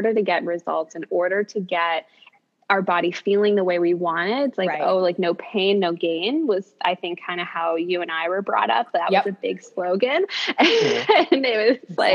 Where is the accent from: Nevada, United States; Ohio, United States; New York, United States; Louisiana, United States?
New York, United States; New York City; as a New Yorker